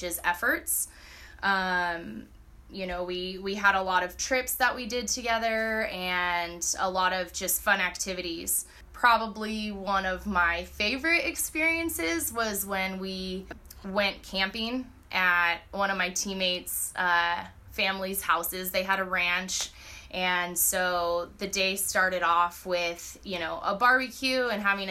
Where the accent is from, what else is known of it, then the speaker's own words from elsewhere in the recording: Southern California, United States; moved away as an adult; originally I am from Southern California